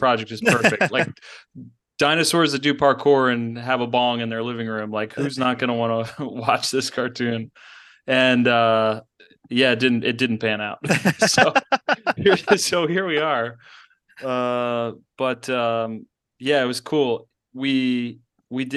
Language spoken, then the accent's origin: English; Baltimore, Maryland, United States; I'm from Baltimore